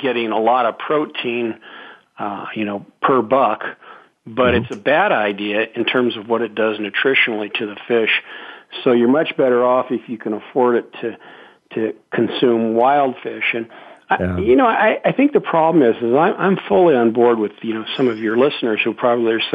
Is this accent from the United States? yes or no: yes; Carson City, Nevada, United States; I was a teenager growing up in Carson City, Nevada